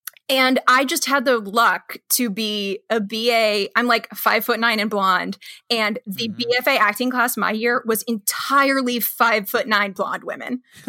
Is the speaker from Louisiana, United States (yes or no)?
no; Missouri, United States; They were doing a Lanford Wilson play and I'm like from Missouri.